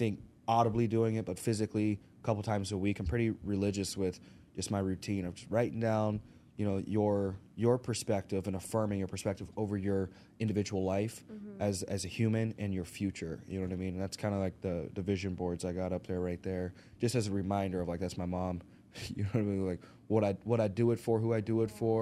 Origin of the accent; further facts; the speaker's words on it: Arkansas, United States; moved away; We're originally from Arkansas, so I grew up, grew up in the country